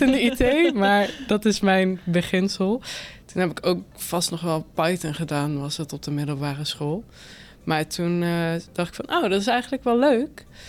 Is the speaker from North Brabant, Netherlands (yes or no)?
no; Limburg, Netherlands; moved away as an adult; also born or lived in Utrecht; now in Nieuwegein, Netherlands; ik woon nu in Nieuwegein, maar kom eigenlijk uit Limburg